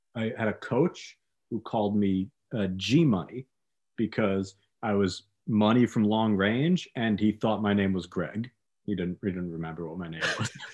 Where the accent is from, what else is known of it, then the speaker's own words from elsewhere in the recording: New York, United States; I'm from New York